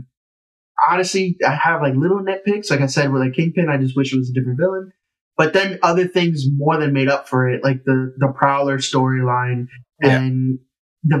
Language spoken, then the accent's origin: English; New York City, New York, United States; I felt like I was saving my hometown. Yeah. I felt like I was saving Harlem